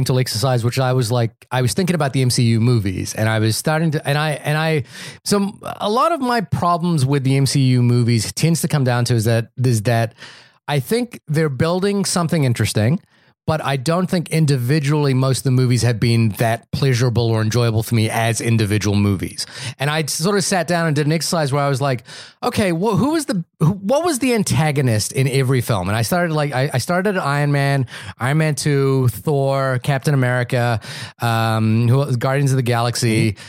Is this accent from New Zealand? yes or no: yes; Wellington, New Zealand; I said, "Hi, I'm from Wellington." You know, we kind of chit chatted for a second, and then oddly, I flew back to New Zealand